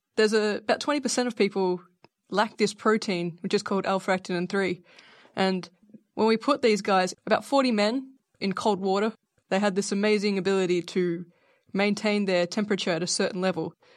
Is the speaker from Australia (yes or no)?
yes; Australia; I am Australian